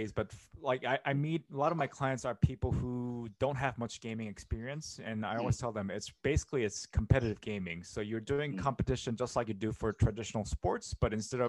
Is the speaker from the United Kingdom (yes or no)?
no; South Korea; moved away as an adult; now in Tokyo, Japan; I'm originally coming from South Korea, and from my point of view, it really started from in the 90s, and I was growing up there with, you know, StarCraft